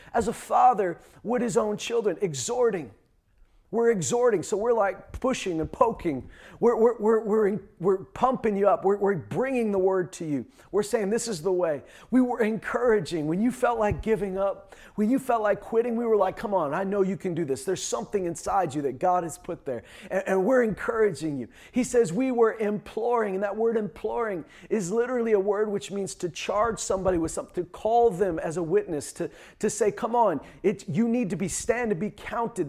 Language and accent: English; Canada; also born or lived in Saskatchewan / Alberta; I was born and raised in Saskatchewan and Alberta.